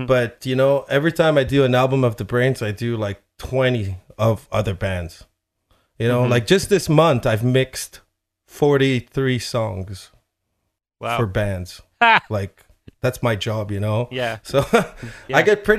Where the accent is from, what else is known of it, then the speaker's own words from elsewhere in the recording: Chile; moved away; I'm from Chile, and I listened to a lot of merengue and salsa when I was a kid